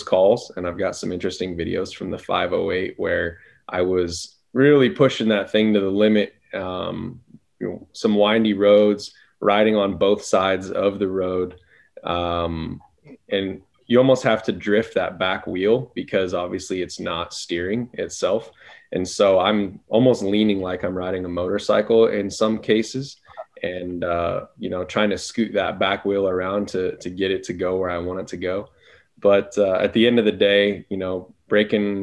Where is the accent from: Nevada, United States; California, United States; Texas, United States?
Nevada, United States; Las Vegas; I'm born and raised in Las Vegas.